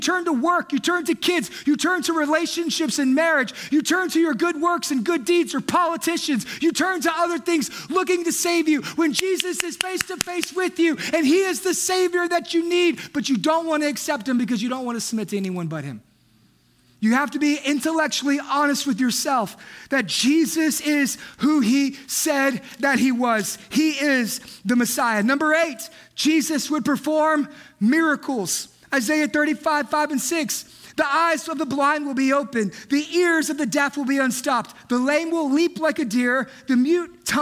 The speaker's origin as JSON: {"language": "English", "region": "Texas", "country": "United States", "said": "We're from Texas."}